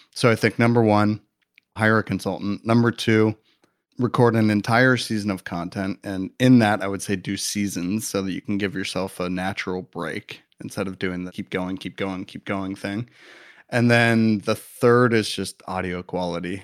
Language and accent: English; Midwest, United States; moved away as an adult; now in Los Angeles, United States; I'm from Midwest boy